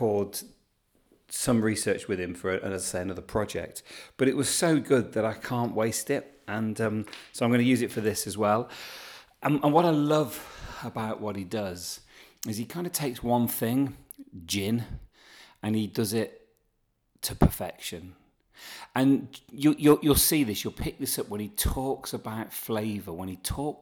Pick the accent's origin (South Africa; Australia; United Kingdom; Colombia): United Kingdom; Midlands; I'm from the Midlands, but not actually from Birmingham